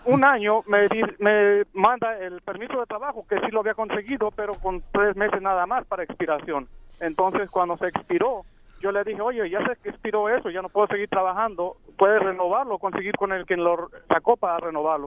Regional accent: Mexico; now in United States; soy mexicano

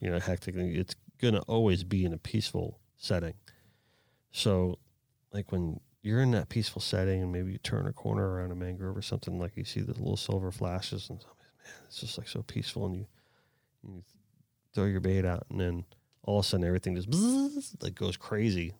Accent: South Florida, United States; I was born and raised down in South Florida.

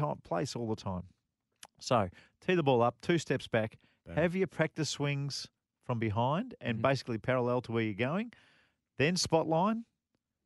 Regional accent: Australia; as an Australian

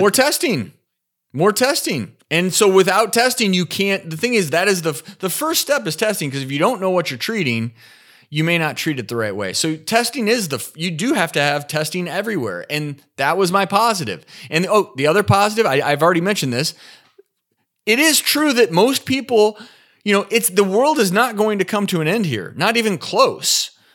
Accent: Nashville, Tennessee, United States; my hometown of Nashville

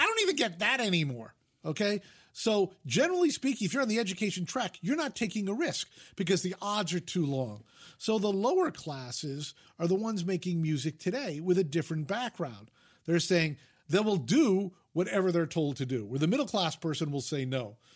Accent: Fairfield, Connecticut, United States; moved away as an adult; also born or lived in Vermont / Utah; now in Los Angeles, United States; I grew up in Fairfield, Connecticut, which is fifty miles from New York City

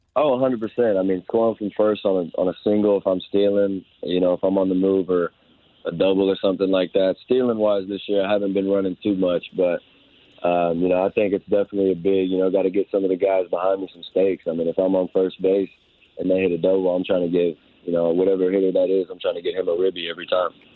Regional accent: Houston, Texas, United States; I'm, I'm from Houston

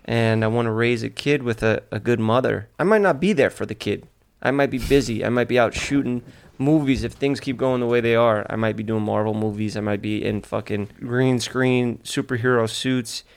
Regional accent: New York City, New York, United States; He's from my hometown

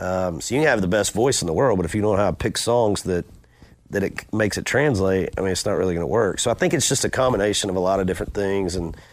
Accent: Macon, Georgia, United States; He came to Macon, my hometown, and played for the Macon Braves for a while in the minor leagues

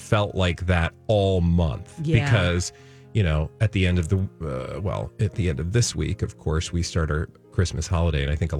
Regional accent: outside of Chicago, Illinois, United States; now in Minnesota, United States; I grew up outside of Chicago

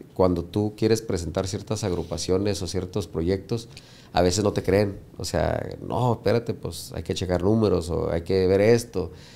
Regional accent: United States; nosotros somos de Estados Unidos

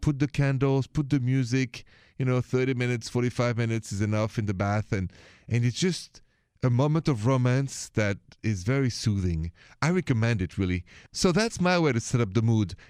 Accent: Paris, Île-de-France, France; accent: French; moved away; my accent is from France, from Paris.

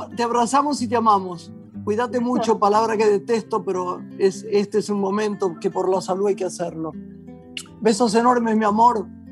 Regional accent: Argentina

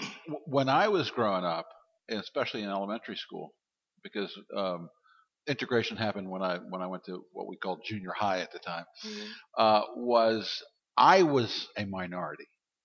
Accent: Baltimore, Maryland, United States; moved away; I'm from Baltimore, which was a segregated town.

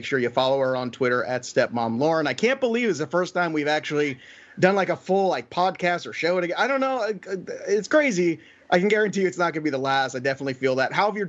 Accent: New York City, New York, United States; moved away; And I'm a Brooklyn-born guy

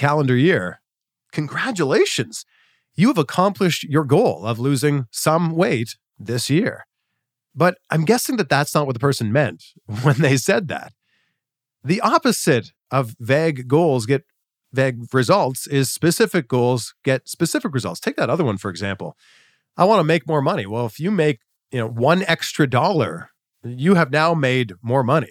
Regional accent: about an hour from Peterborough, Ontario, Canada; a TV station about an hour away from my hometown, Chex TV in Peterborough, Ontario.

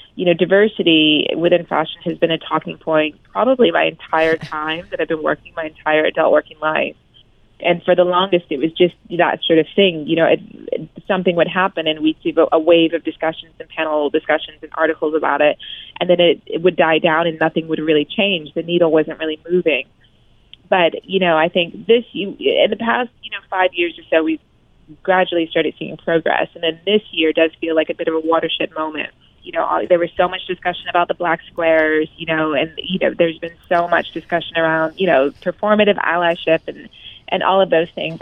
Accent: United States; moved away as an adult; now in United Kingdom; as an American expat living abroad in the UK

